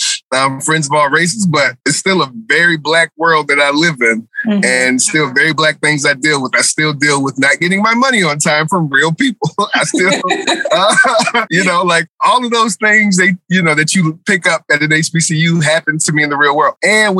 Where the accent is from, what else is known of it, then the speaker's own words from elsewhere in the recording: Charlottesville, Virginia, United States; moved away as an adult; I grew up in Charlottesville. We had UVA.